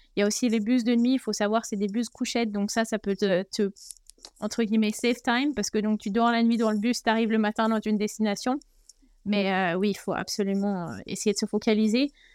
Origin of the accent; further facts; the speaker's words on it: France; moved away as an adult; also born or lived in China; chez nous en France